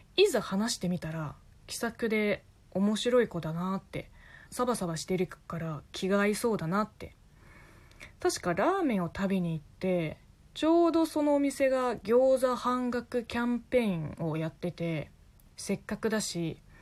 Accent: China; Japanese is a second language; moved away as an adult; now in Japan; 中国生まれ中国育ち在日3年目の中国人

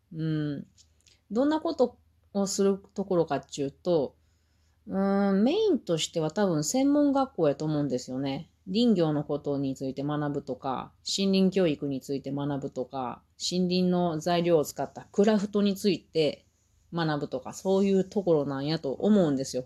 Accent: Mie, Japan; also born or lived in Aichi Prefecture; 私は三重県で育ったから

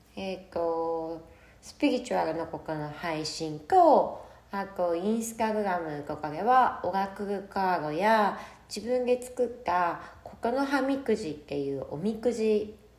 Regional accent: Sapporo, Hokkaido, Japan; moved away as an adult; now in Miyakojima, Japan; 生まれも育ちも北海道の札幌で育ちました。

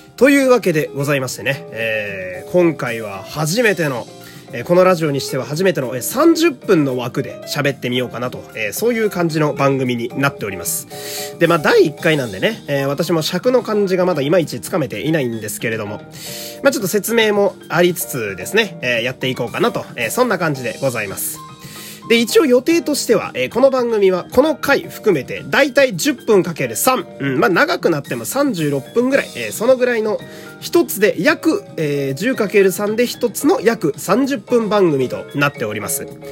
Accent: Fukui, Japan; moved away; 私はあの福井県という雪国の出身なんですが

